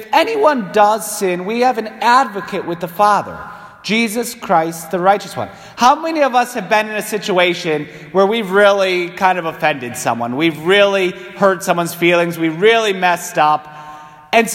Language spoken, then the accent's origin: English; Waterbury, Connecticut, United States; being born and raised in New England